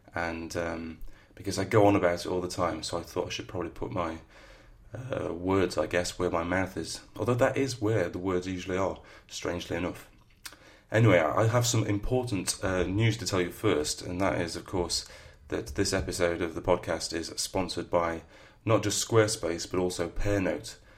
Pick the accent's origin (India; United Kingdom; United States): United Kingdom; the north of England; accent: northern; my northern accent